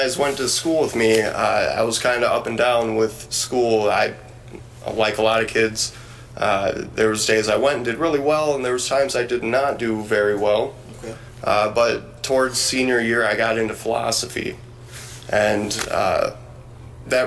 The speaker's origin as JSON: {"language": "English", "town": "Beloit", "region": "Wisconsin", "country": "United States", "tie": "born or raised there", "said": "I grew up here in Beloit"}